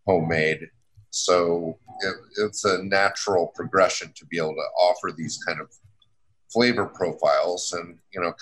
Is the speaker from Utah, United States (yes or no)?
yes; Salt Lake City, Utah, United States; also born or lived in Georgia; now in New York City, United States; I grew up in Salt Lake City